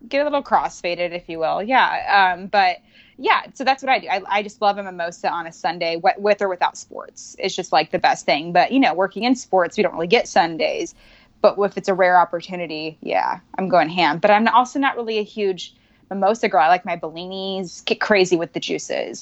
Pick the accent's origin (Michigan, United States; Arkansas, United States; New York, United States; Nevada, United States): Nevada, United States; Reno; now in California, United States; I'm from Reno